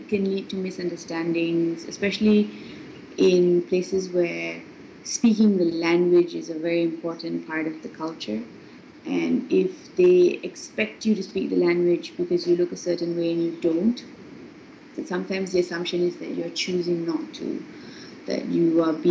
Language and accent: English; Singapore; moved away as an adult; I come from Singapore